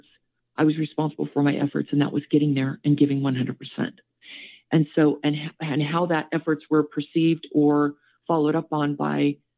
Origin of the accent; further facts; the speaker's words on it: Southern California, United States; moved away as an adult; also born or lived in Whittier, California; now in Las Vegas, United States; I was actually born in Whittier, so outside of Los Angeles. I grew up in Southern California